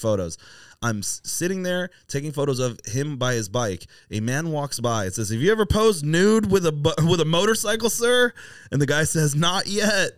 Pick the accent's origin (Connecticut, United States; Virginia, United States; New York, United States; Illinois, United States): Virginia, United States; Virginia Beach; now in San Diego, United States; I know what it was like for me in Virginia Beach